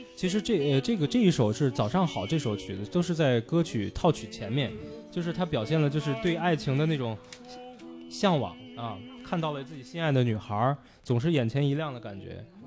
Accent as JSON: {"language": "Chinese", "country": "China", "also_born_or_lived": "Weimar, Germany", "moved": "yes", "said": "我们中国人"}